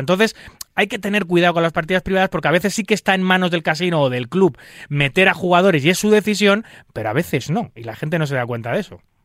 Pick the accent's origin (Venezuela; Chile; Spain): Spain; en mi país